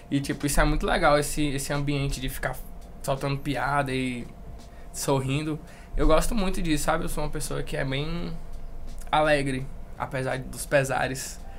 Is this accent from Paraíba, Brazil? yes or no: no; Brasília, Federal District, Brazil; born there; also born or lived in Manaus; Basicamente, eu nasci em Brasília. E aí a gente morou em Manaus, depois veio pra cá.